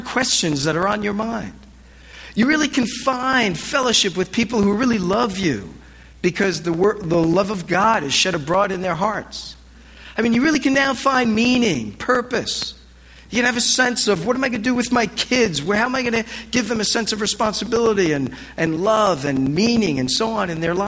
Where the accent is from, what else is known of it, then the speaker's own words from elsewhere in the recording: New Jersey, United States; now in Los Angeles, United States; I was raised in Jersey